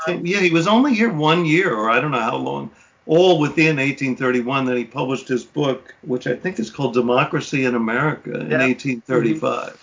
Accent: New York, United States; as a New Yorker

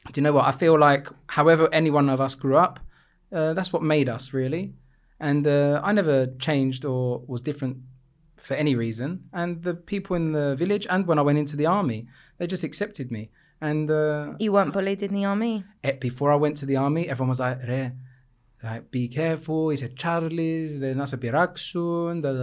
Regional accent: Cyprus; also born or lived in England; I grew up in Cyprus. I am I am Cypriot.

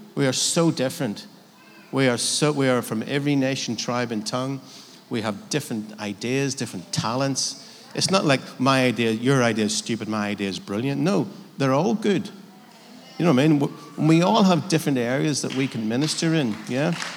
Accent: Northern Ireland, United Kingdom; I'm from Northern Ireland

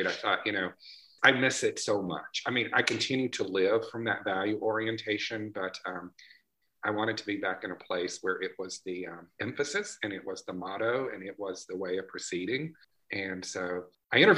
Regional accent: Tupelo, Mississippi, United States; also born or lived in Louisiana / Jackson, Mississippi; I grew up in Tupelo, Mississippi

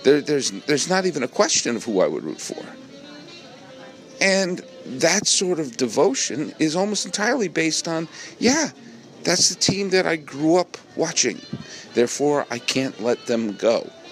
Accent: New England, United States; now in Los Angeles, United States; when I was growing up in New England

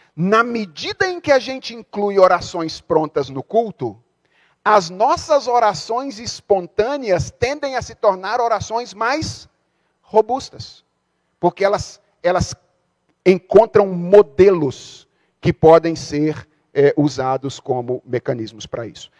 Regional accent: Brazil; a gente é brasileiro

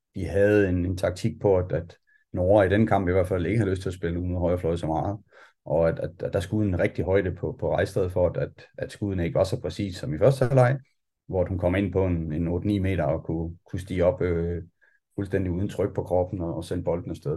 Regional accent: Denmark; vi kommer fra Danmark

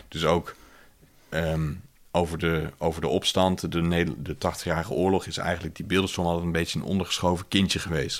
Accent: Netherlands; in ons culturele geheugen als, eh, als Nederlanders

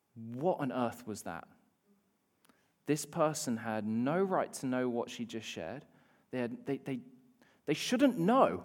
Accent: Bath, South West England, United Kingdom; now in New Zealand; I probably walked past you when I was growing up

